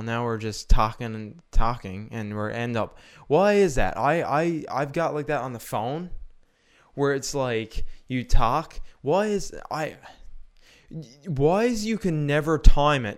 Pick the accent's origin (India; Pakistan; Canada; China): Canada; I'm Canadian